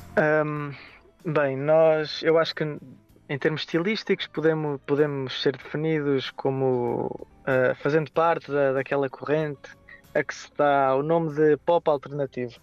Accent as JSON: {"language": "Portuguese", "town": "Aveiro", "region": "Centro", "country": "Portugal", "said": "somos de Aveiro"}